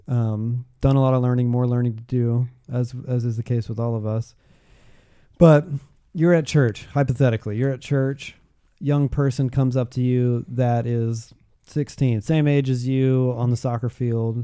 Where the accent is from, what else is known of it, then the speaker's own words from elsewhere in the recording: Georgia, United States; moved away; I grew up in Georgia